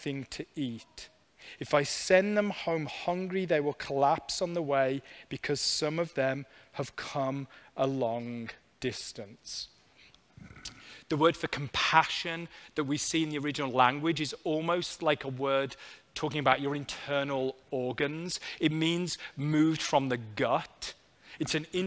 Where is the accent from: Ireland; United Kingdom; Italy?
United Kingdom; moved away; I was back visiting family in the UK